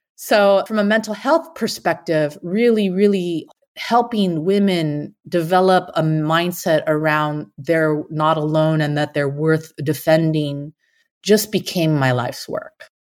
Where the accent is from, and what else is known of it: San Francisco Bay Area, California, United States; born or raised there